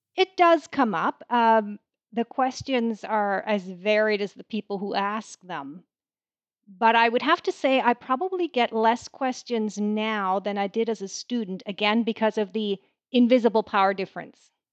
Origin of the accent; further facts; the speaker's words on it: Canada; I am a Canadian